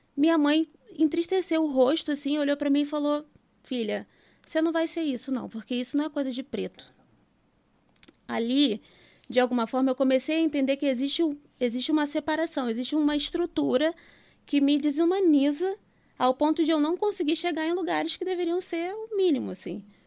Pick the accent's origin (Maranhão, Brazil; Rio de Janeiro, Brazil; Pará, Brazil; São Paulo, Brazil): Rio de Janeiro, Brazil; Vila Kennedy; eu nasci e fui criada em Vila Kennedy